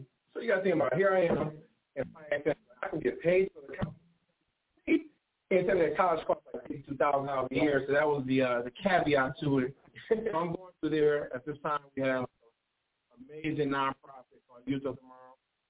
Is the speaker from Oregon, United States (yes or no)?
no; Pontiac, Michigan, United States; So growing up in Pontiac, as you all know, we didn't have the most finances.